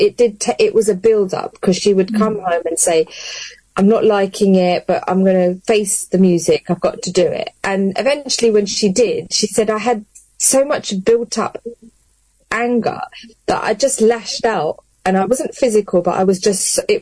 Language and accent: English; London, United Kingdom; now in Luton, United Kingdom; I grew up born and bred in London and then came to Luton.